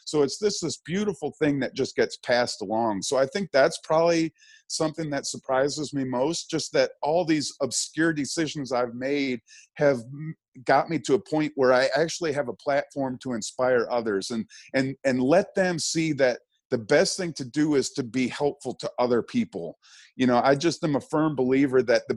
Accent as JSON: {"language": "English", "town": "Birmingham", "region": "Michigan", "country": "United States", "tie": "born or raised there", "said": "I grew up in Birmingham, Michigan"}